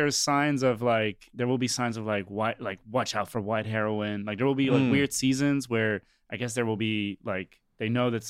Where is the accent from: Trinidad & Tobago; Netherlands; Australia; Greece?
Netherlands; near Amsterdam, North Holland; moved away as an adult; also born or lived in New York, United States; now in Amsterdam, Netherlands; From the Netherlands, from Amsterdam. Yeah. Well, from nearby Amsterdam.